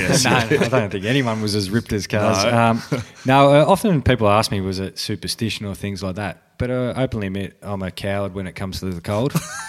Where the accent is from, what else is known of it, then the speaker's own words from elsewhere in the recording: Geelong, Victoria, Australia; I grew up in Geelong